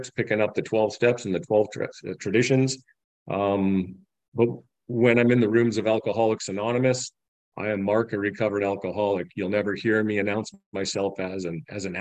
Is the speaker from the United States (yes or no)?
no; Medicine Hat, Alberta, Canada; I'm from Medicine Hat, Alberta, Canada.